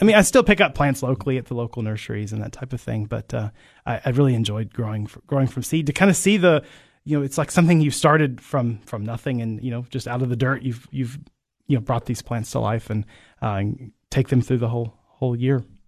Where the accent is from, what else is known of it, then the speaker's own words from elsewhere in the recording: Barren County, Kentucky, United States; moved away as an adult; now in Cookeville, United States; I grew up on a farm in, uh, Barron County, Kentucky